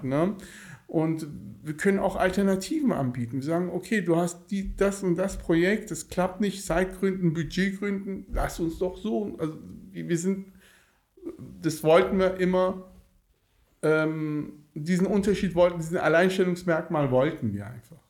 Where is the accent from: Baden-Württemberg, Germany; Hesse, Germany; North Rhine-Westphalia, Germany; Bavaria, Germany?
North Rhine-Westphalia, Germany; Cologne; also born or lived in Tehran, Iran; now in Bonn, Germany; bin mit acht Jahren nach Köln gekommen